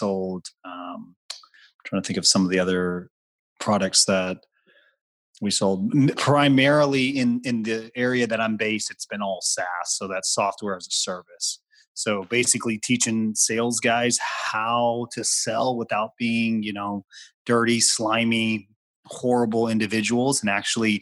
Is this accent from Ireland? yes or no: no; Guam; I grew up on Guam in the middle of the Pacific